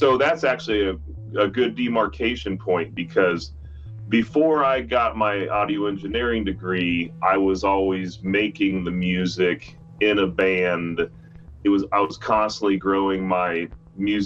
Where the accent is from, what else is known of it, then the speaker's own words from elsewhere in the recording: Kearney, Nebraska, United States; also born or lived in Grand Island, Nebraska; now in Lincoln, United States; My uncle Dusty, he owned a record store when I grew up in Kearney, Nebraska, and in Grand Island, Nebraska.